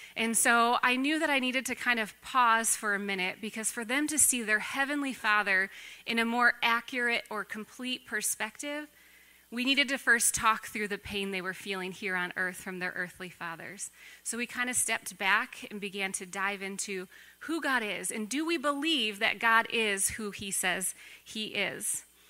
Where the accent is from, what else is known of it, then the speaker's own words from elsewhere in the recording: Racine, Wisconsin, United States; I grew up in the church, and I grew up not far from here. I grew up in Racine.